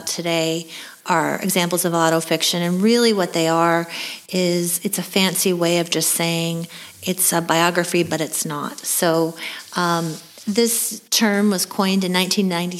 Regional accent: Kansas City, United States; I actually grew up in Kansas City

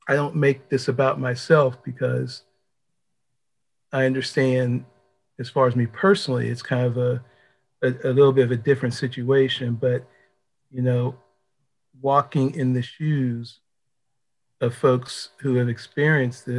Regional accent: Pittsburgh, Pennsylvania, United States; now in Washington, D.C., United States; I'm originally from Pittsburgh, Pennsylvania

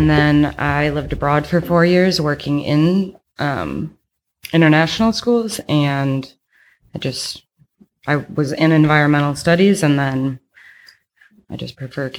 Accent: suburbs of Chicago, Illinois, United States; moved away as an adult; also born or lived in Malaysia; I'm 27. I am an elementary school teacher, and I'm from the suburbs of Chicago.

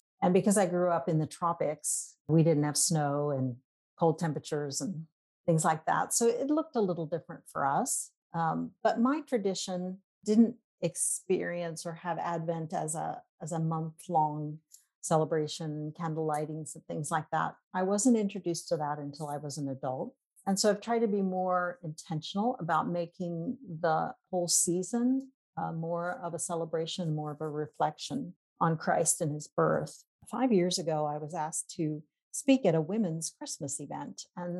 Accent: Papua New Guinea; also born or lived in Indonesia; I am a missionary kid myself. I grew up in Papua New Guinea, and then my husband and I served in Indonesia for 12 years.

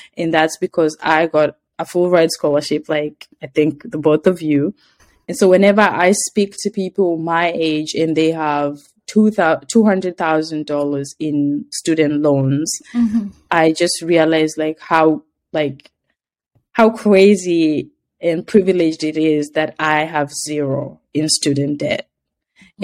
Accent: Kenya; moved away; I said, Kenya

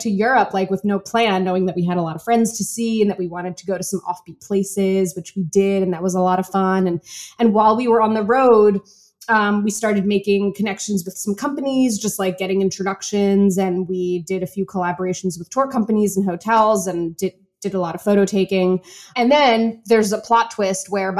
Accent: New York, United States; moved away; we're this couple from New York

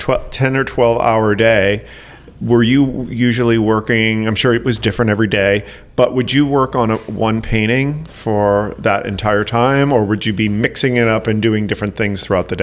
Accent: New England, United States; now in Chicago, United States; Obviously, I didn't grow up here. I grew up in New England.

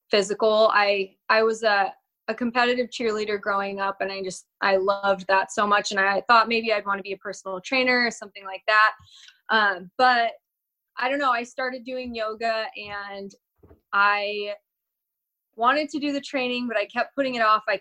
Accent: Northern California, United States; also born or lived in San Diego; now in Huntington Beach, United States; I grew up in California, in Northern California, actually, um, where we are now at my at my dad's house, and I lived up here until I was 18

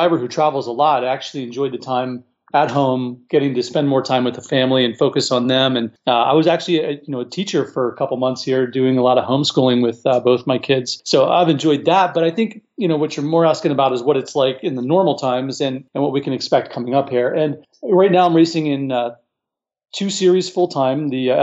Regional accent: Virginia, United States; I grew up in Virginia

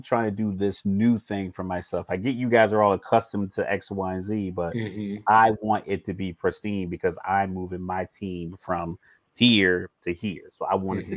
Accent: Virginia, United States; I'm from Virginia

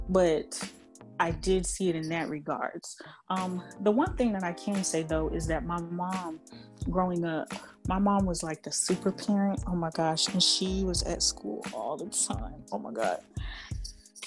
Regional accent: California, United States; I was born and raised in California

